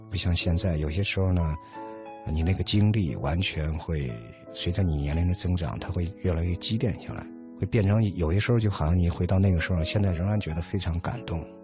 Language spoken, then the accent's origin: Chinese; Henan, China; moved away; also born or lived in Kassel, Germany; 我是河南的